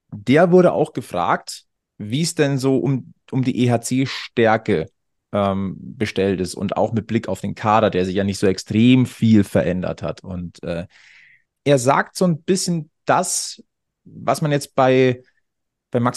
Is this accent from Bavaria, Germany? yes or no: yes; Munich, Bavaria, Germany; born there; Ich bin ein geborener Münchner.